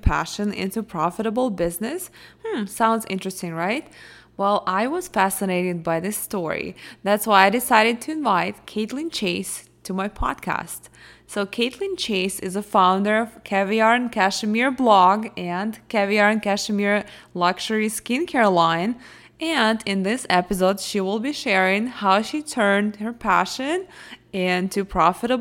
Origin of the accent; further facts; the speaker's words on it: Russia; moved away; From Russia